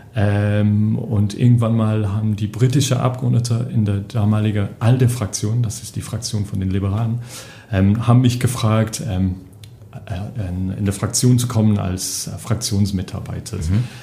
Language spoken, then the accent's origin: German; England, United Kingdom; accent: English; German is a second language; moved away as an adult; now in Brussels, Belgium; also ich komme aus England, Akzent